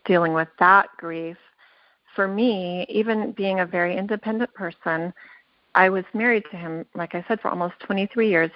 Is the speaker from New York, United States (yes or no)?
no; Southern California, United States; moved away as an adult; now in Utah, United States; I'm a transplant from Southern California where I spent all of my life growing up